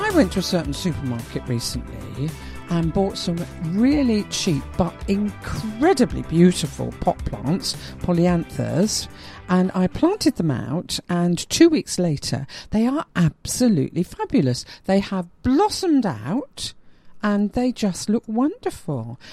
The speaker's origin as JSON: {"language": "English", "region": "London", "country": "United Kingdom", "said": "me being a Londoner"}